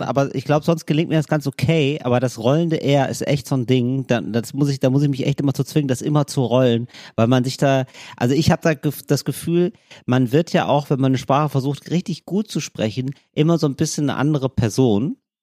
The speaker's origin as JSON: {"language": "German", "country": "Germany", "accent": "German", "said": "mit meinem deutschen Akzent"}